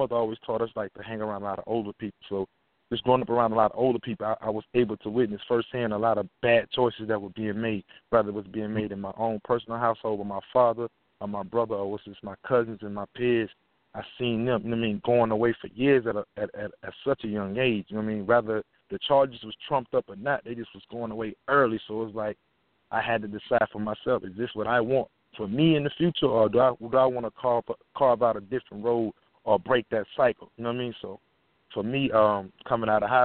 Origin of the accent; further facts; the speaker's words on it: Baton Rouge, Louisiana, United States; moved away; I grew up in South Baton Rouge, Louisiana